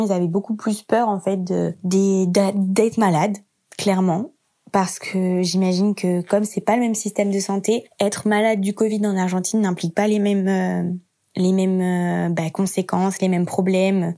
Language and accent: French; France; j'étais partie de France en janvier, début janvier